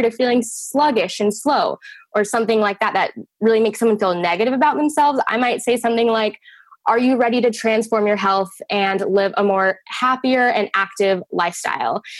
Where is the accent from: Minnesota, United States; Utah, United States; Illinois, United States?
Utah, United States; I was actually born and raised in the state of Utah